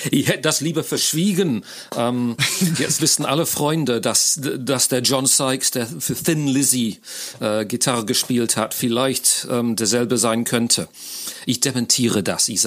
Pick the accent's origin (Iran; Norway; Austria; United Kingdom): United Kingdom; England; German is a second language; now in Köln, Germany; Ich ähm, bin Brite, Engländer, wie man sicher schon hört, wohne aber schon lange in Deutschland und zwar in Köln